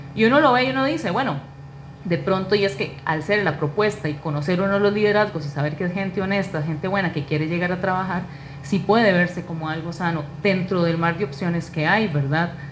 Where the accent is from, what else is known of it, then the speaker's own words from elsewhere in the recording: Naranjo, Alajuela, Costa Rica; es una naranjeña, eh, soy vecina de San Juan de Naranjo